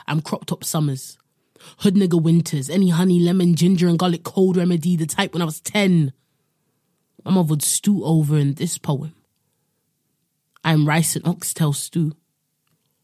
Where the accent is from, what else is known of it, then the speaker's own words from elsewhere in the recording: London, United Kingdom; also born or lived in Midwest, United States; growing up in London, also living in the Midwest in America for a bit